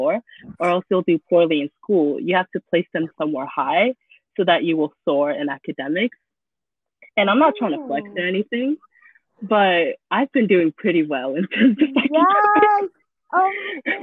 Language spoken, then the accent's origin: English; Chuuk, Micronesia; moved away; Growing up in Chuuk, right, like I said that I was like a first gen immigrant